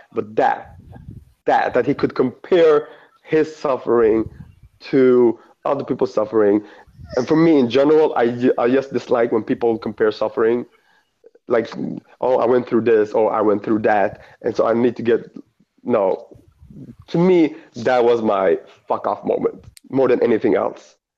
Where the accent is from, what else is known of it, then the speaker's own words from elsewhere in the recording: Eritrea; I'm from Eritrea